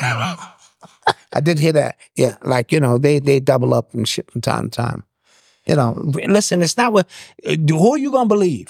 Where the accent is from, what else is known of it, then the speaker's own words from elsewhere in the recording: Detroit, Michigan, United States; I'm from Detroit